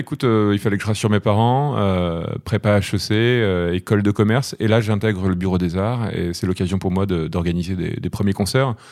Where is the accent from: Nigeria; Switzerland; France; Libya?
France; Normandy; je suis né en Normandie.